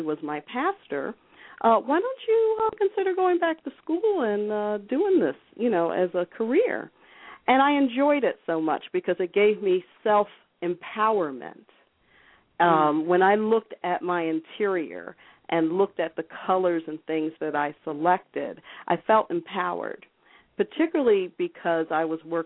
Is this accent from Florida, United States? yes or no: no; upstate New York, United States; I was raised in upstate New York